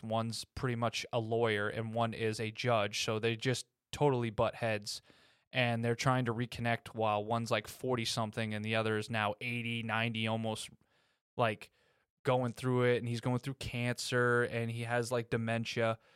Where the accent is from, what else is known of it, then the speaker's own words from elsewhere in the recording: United States; I was raised in America